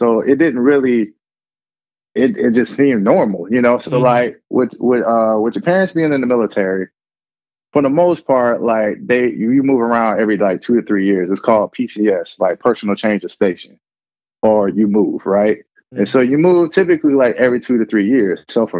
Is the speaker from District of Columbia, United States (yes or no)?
no; Hampton, Virginia, United States; born there; also born or lived in Texas; And so with that being said, I was born in Hampton, Virginia.